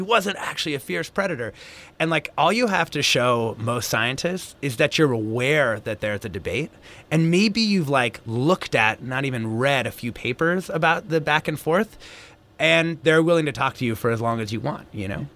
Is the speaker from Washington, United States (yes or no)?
yes; Southern Washington State, United States; when I was growing up in Southern Washington State